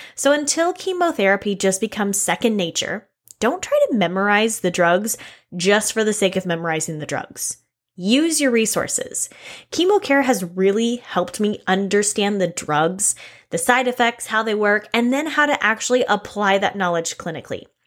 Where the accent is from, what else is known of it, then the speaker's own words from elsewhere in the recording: Texas, United States; I'm from Texas